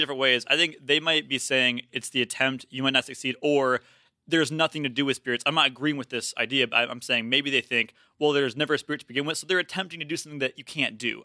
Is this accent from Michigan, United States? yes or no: yes; Grand Haven, Michigan, United States; moved away; my hometown, Grand Haven, Michigan